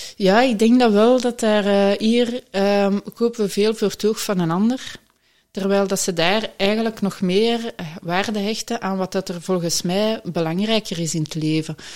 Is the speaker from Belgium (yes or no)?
yes; Halle, Flanders, Belgium; moved away as an adult; now in Wallonia, Belgium; ik ben van Halle oorspronkelijk, tegen Brussel